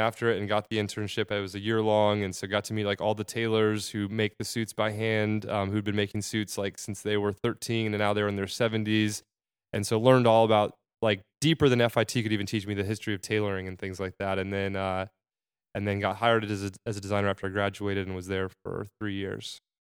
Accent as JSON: {"language": "English", "region": "Arizona", "country": "United States", "moved": "as an adult", "lives_now": "New York, United States", "said": "I'm from Arizona"}